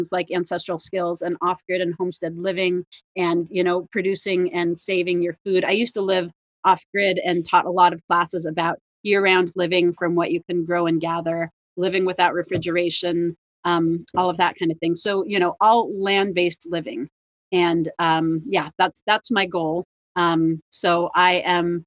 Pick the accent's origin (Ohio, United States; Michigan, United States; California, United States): California, United States; near Paradise; my hometown, Paradise, California